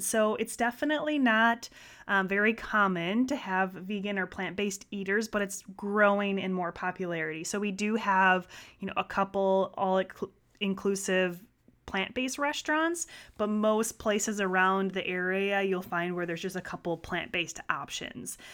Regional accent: Wisconsin, United States; growing up in Wisconsin, there was a glass of milk at every dinner meal

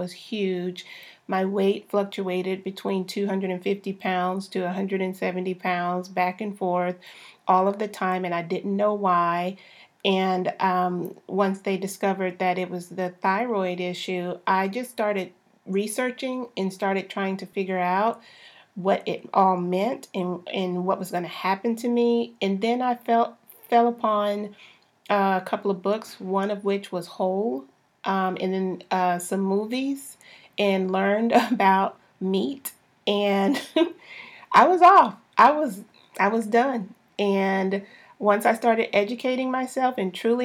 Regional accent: Texas, United States; I'm a Southern girl born and raised in Texas

